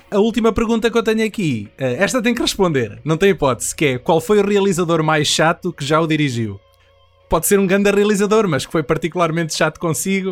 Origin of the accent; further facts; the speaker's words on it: Anadia, Aveiro District, Portugal; eu sou da Nadia, uh, aquilo é uma pequena cidade